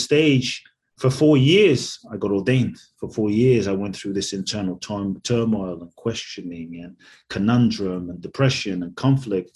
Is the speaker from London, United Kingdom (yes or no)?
yes; London, United Kingdom; also born or lived in Ghana / Mexico; now in United States; I was born in Ghana, West Africa. My father's from Ghana. My mother's Japanese. I grew up in London. I live in the US and partly Mexico